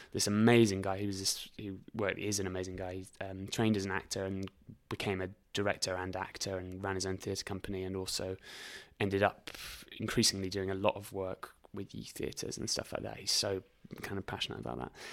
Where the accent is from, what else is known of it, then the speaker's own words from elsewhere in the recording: Reading, South East England, United Kingdom; also born or lived in High Wycombe; I went to school in Reading and lived quite near a place called High Wycombe.